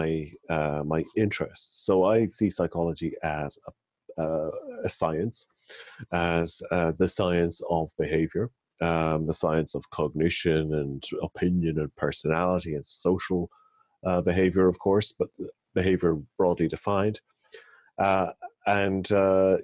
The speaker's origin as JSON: {"language": "English", "country": "Ireland", "tie": "born or raised there", "said": "So I'm from Ireland, and I was born and raised in Ireland"}